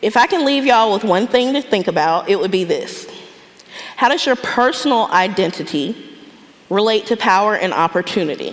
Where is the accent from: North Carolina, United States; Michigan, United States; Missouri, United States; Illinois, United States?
North Carolina, United States; Raleigh; I grew up in Southeast Raleigh, but I didn't grow up in poverty